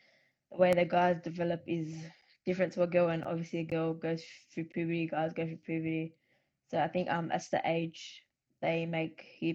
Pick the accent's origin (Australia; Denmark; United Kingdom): Australia; Sydney, New South Wales; I grew up in Western Sydney.